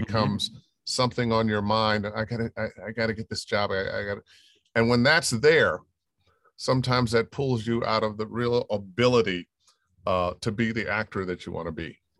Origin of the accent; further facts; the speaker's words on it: Cleveland, Ohio, United States; moved away; I was born and raised in Cleveland, Ohio